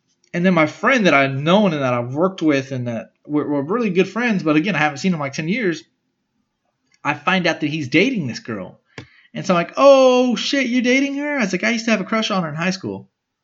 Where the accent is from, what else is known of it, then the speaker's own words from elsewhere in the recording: Smithville, Texas, United States; I was from Smithville.